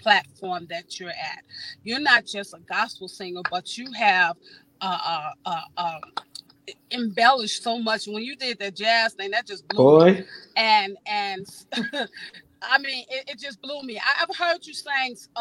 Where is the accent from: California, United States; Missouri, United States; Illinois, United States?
Illinois, United States; Chicago; moved away; I'm originally from Chicago